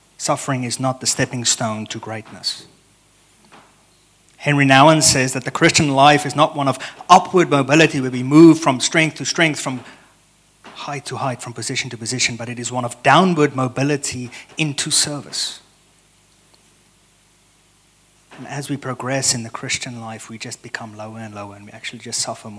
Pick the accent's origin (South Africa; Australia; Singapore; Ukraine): South Africa; moved away as an adult; also born or lived in Stellenbosch, South Africa; now in United States; I am South African